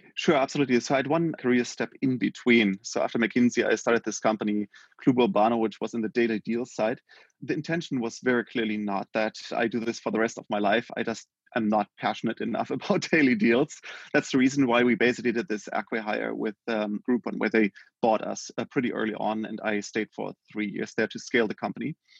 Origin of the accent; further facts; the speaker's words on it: Germany; born and raised in Germany